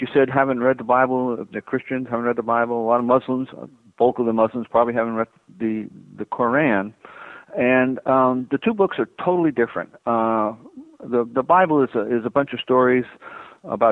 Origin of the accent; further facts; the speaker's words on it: East Coast, United States; moved away as an adult; also born or lived in Southern California; I grew up on the East Coast